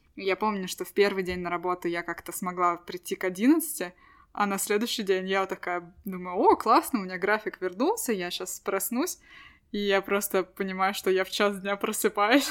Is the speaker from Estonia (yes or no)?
yes; Estonia